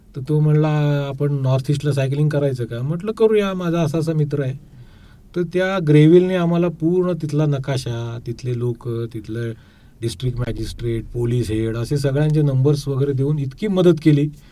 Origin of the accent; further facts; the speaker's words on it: Kolthare, Maharashtra, India; moved away as an adult; now in Pune, India; मूळचा मी कोकणचा आहे दापोली तालुक्यात कोळथरे आमचं एक छोटंसं गाव आहे